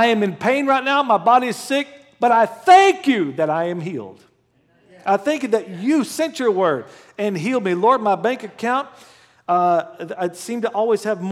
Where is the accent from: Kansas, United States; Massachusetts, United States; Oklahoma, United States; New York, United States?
Oklahoma, United States; moved away; I'm from Oklahoma